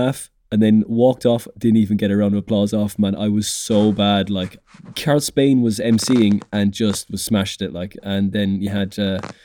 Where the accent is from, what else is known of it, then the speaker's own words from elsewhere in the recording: Cork, Munster, Ireland; moved away as an adult; also born or lived in Dublin; I'm from Cork